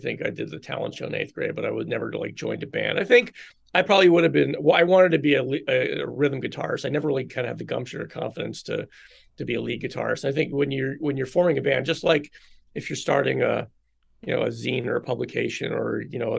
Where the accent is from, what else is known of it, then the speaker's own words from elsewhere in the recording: Philadelphia, Pennsylvania, United States; now in Chicago, United States; I grew up in Philadelphia